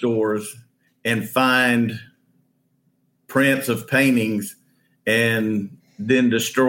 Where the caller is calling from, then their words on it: Midland, North Carolina, United States; I'm in Midland, North Carolina.